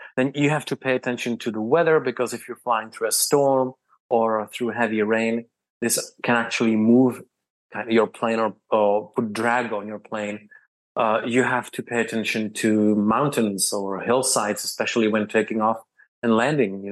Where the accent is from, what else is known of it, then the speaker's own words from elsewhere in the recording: Prague, Czechia; I come from Prague, which is the capital of the Czech Republic.